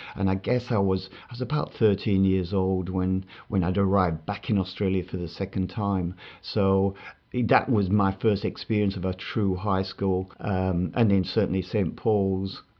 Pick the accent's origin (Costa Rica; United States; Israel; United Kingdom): United Kingdom; Bradford, Yorkshire and the Humber; I grew up in Bradford